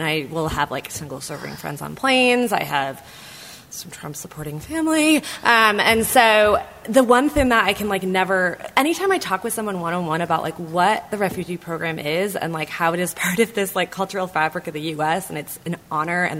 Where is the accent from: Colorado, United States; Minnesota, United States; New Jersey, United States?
Minnesota, United States; now in Berkeley, United States; I'm from Minnesota